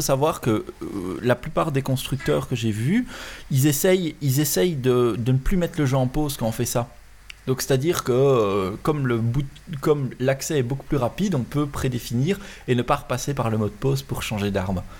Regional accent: Belgium; chez nous en Belgique

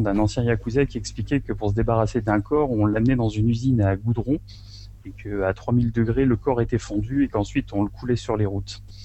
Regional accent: France; now in Japan; moi, en tant que Français

